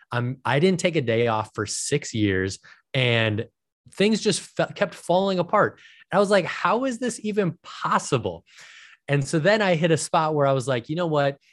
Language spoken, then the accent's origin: English; Minnesota, United States; I was born and raised in Minnesota.